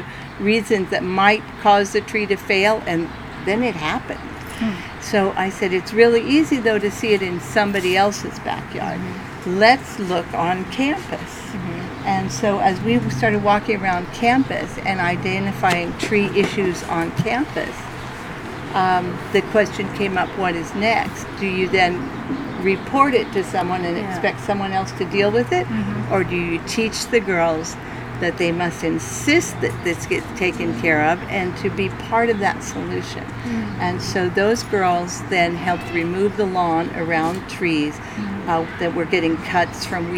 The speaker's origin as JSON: {"language": "English", "region": "California", "country": "United States", "tie": "born or raised there", "said": "Central California."}